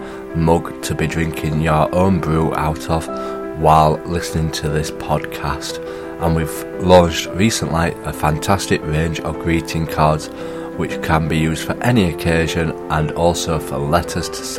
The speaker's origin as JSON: {"language": "English", "town": "Sheffield", "region": "Yorkshire and the Humber", "country": "United Kingdom", "said": "I'm from Sheffield."}